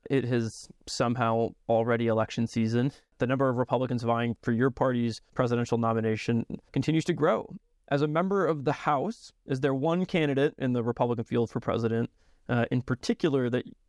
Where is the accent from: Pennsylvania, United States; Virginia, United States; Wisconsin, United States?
Wisconsin, United States; Born and raised in Wisconsin, I have to say I prefer Wisconsin summers to Wisconsin winters